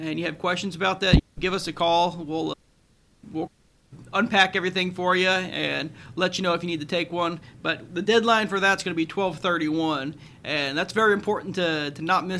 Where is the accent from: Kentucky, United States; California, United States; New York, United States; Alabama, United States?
Kentucky, United States; Florence; also born or lived in Corbin, Kentucky; I grew up in Northern Kentucky, up in Florence